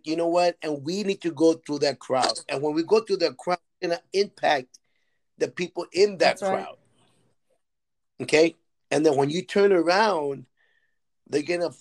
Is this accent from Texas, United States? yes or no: yes; Texas, United States; moved away; In my hometown, in my county, in Texas, there's nothing. There's no conferences. There's no nothing in the valley.